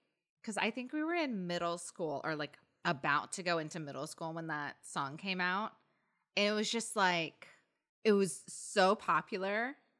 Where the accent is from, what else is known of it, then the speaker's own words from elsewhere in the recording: Indiana, United States; oh my gosh, I grew up in Indiana.